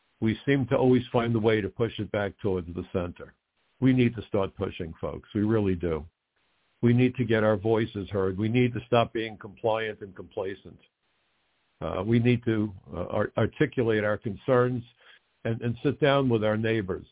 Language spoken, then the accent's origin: English; New York, United States; My hometown was attacked. The ashes landed on my house.